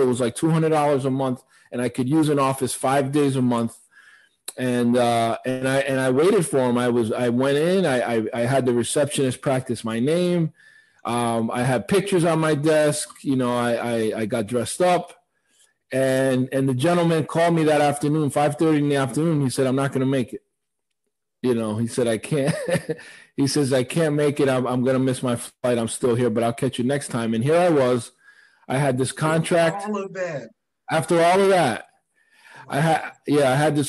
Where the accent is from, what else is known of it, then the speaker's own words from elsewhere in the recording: Providence, Rhode Island, United States; I grew up in Providence, so, uh, Rhode Island.